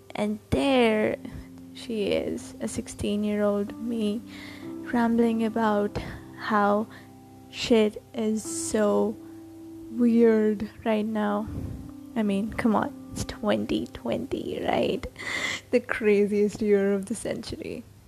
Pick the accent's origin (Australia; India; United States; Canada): India; I'm Indian and I write.